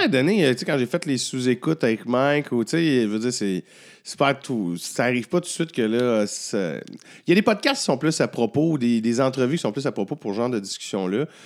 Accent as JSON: {"language": "French", "area": "Abitibi", "region": "Quebec", "country": "Canada", "said": "je viens de la BTB"}